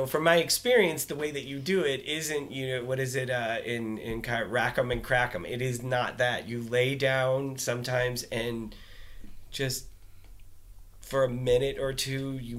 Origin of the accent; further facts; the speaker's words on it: Midwest, United States; now in Colorado, United States; Yeah, we're both from the Midwest